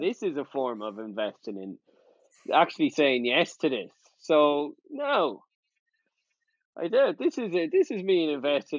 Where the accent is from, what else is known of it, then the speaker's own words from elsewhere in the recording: Ireland; I'm from Ireland